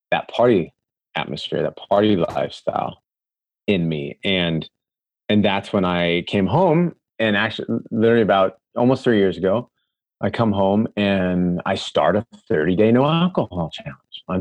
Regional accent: Des Moines, Iowa, United States; So out of Iowa City, Iowa, I'm fourth generation Hawkeye. So I grew up in Des Moines

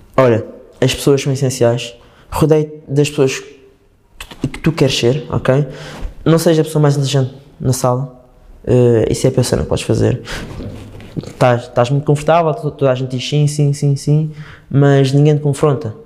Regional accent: Madeira, Portugal; moved away; eu sou da Madeira, a minha família está lá. Eu estou cá

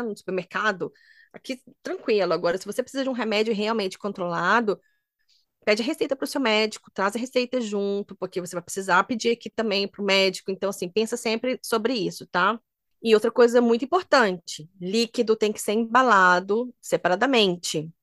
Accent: Minas Gerais, Brazil; moved away; eu sou de Minas

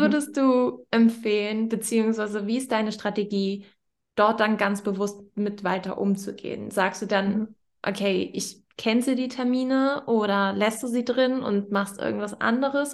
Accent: Northern Germany, Germany; ich komme ja aus Norddeutschland

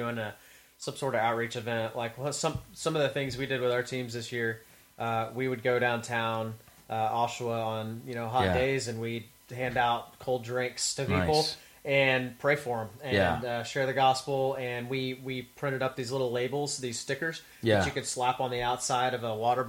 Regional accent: the South, United States; I have people tell me that they don't hear, that they don't even know I'm from the South sometimes when I'm talking because they can't even hear it come out.

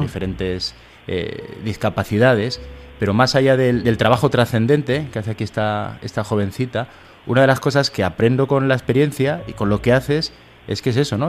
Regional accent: Soria, Castile and León, Spain; ser un poquito profeta en mi tierra

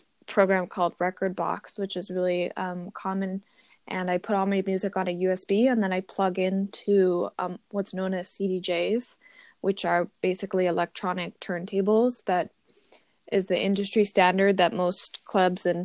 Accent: Los Angeles, California, United States; I'm from Los Angeles, California.

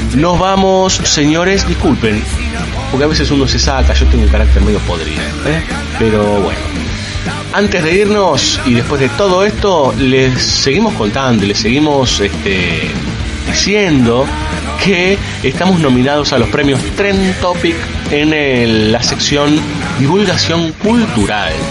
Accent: Argentina; sobre todo los capitalinos y unos cuantos del conurbano, que creemos que somos el ombligo de la Argentina

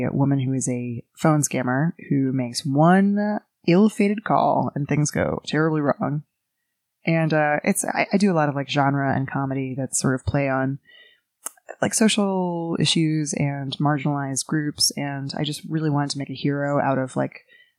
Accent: New York City, New York, United States; I grew up in Greenwich Village, New York City

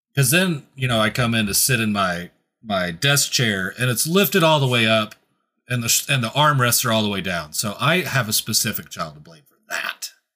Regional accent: Kansas, United States; I'm from Kansas

